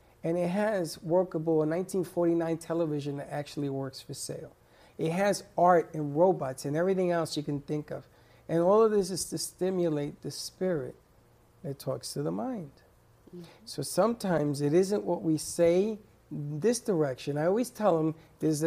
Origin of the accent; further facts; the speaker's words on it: New York City, New York, United States; moved away; I grew up in the South Bronx